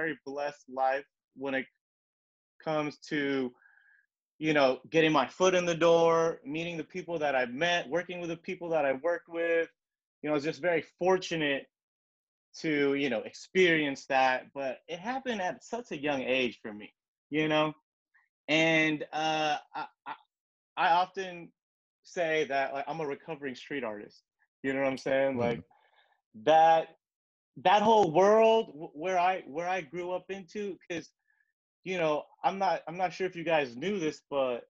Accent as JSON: {"language": "English", "town": "Sacramento", "region": "California", "country": "United States", "tie": "born or raised there", "also_born_or_lived": "Elk Grove", "moved": "as an adult", "lives_now": "Los Angeles, United States", "said": "Born and raised Sacramento area"}